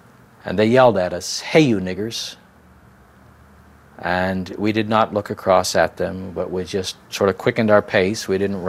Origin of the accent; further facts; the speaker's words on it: Ohio, United States; any Midwestern community like I grew up in Ohio.